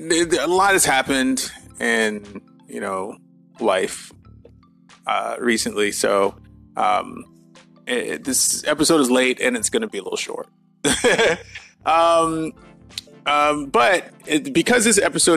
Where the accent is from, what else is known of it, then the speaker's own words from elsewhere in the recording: Atlanta, Georgia, United States; my hometown of Atlanta